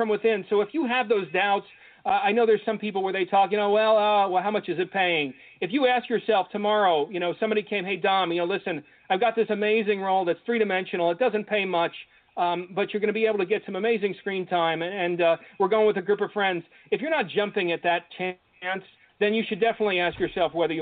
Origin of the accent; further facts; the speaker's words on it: Ossining, New York, United States; moved away as an adult; my hometown, Ossining, New York, to where, you know, we were all raised